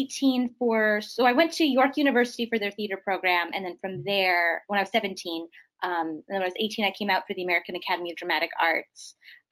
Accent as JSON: {"language": "English", "town": "Winnipeg", "region": "Manitoba", "country": "Canada", "moved": "yes", "said": "I'm from Winnipeg, which is like right in the middle."}